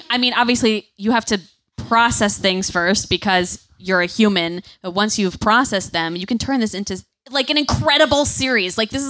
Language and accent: English; Connecticut shoreline, United States; I grew up in a small town on the shoreline of Connecticut, which has like a town green surrounded by churches and a library.